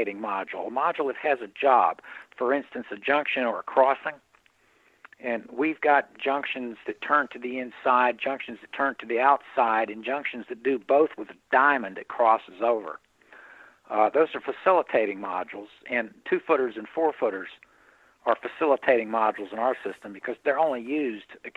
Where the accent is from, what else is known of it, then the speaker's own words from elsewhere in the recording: Indiana, Pennsylvania, United States; my hometown of Pennsylvania, Indiana, Pennsylvania